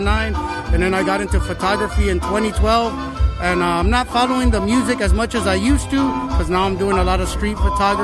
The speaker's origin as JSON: {"language": "English", "town": "San Antonio", "region": "Texas", "country": "United States", "moved": "as an adult", "lives_now": "Lytle, United States", "said": "I'm from San Antonio originally. Live in Lytle"}